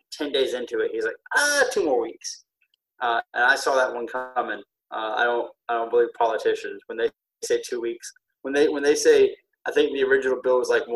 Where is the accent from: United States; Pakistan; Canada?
United States; Covington, Georgia; I grew up in Covington